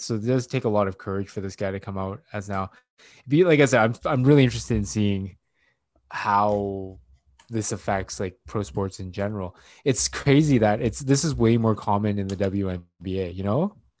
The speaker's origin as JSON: {"language": "English", "country": "Canada", "tie": "born or raised there", "said": "first generation Asian, uh, Canadian-born Chinese"}